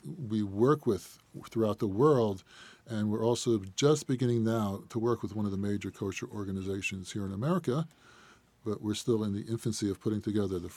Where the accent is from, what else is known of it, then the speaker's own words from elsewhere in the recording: United States; I'm an American